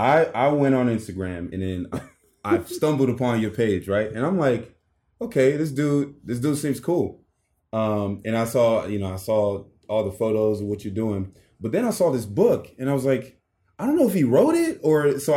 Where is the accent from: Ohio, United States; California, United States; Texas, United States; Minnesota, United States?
California, United States; Los Angeles; I grew up here in South Central.